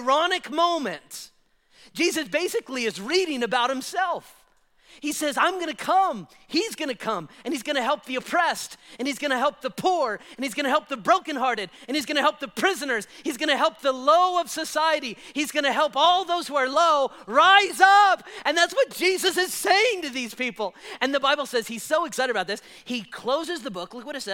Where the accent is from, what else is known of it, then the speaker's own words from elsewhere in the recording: Spring Valley, Nevada, United States; I was raised in Spring Valley. So Rainbow and Flamingo area, that was my growing up stomping grounds